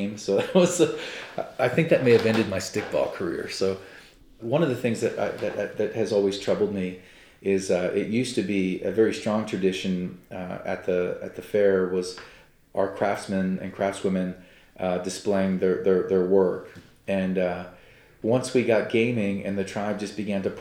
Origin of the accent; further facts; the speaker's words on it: United States; as an American and as a Cherokee